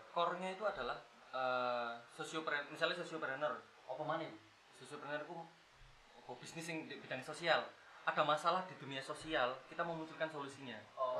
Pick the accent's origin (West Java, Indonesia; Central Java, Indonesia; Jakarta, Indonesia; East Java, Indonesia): East Java, Indonesia; Malang; kita juga asli Malang